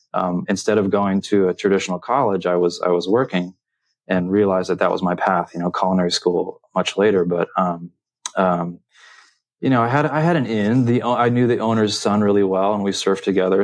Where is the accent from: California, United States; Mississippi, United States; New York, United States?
California, United States; San Diego; growing up in San Diego.